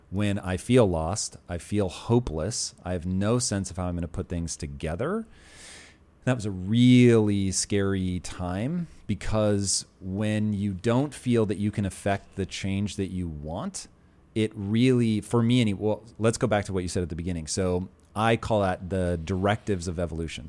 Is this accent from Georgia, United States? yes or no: no; Puyallup, Washington, United States; also born or lived in Tacoma; I grew up in Puyallup